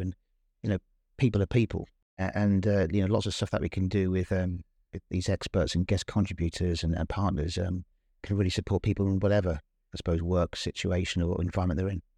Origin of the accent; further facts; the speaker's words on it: Northampton, East Midlands, United Kingdom; I was born and brought up in Northampton